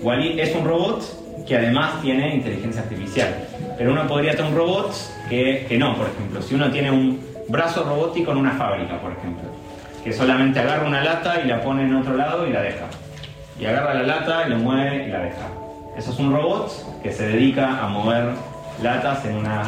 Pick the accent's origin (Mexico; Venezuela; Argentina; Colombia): Argentina; Núñez, Buenos Aires; soy de Núñez y tengo 15 años